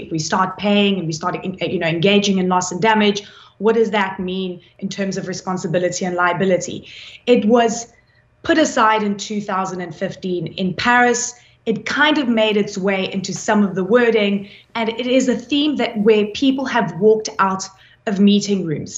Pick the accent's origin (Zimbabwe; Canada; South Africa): South Africa; I come from South Africa